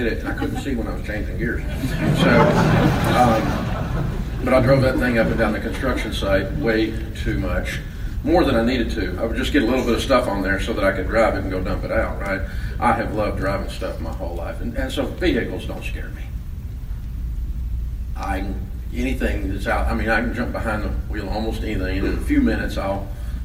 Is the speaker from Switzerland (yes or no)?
no; Antioch, Tennessee, United States; also born or lived in Maryville, Tennessee; I was born in Merville, Tennessee. If you're a Yankee, that's spelled Maryville. In the hills of East Tennessee. Mom and Daddy moved here when I was 3, and I grew up in Antioch on the other side of the tracks